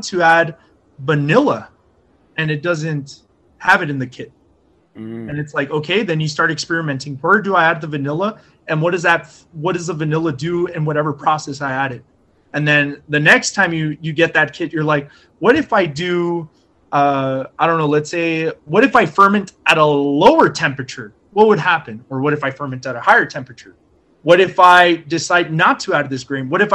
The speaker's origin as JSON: {"language": "English", "region": "Texas", "country": "United States", "said": "we're from Texas."}